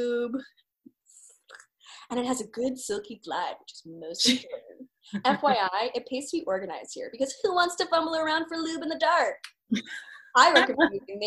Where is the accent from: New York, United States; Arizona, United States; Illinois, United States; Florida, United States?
New York, United States; Melville; also born or lived in Dix Hills; I'm from Melville and Dix Hills